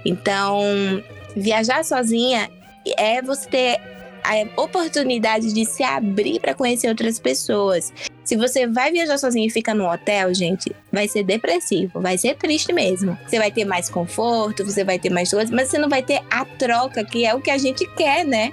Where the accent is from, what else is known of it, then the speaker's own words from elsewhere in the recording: Alagoas, Brazil; eu sou alagoana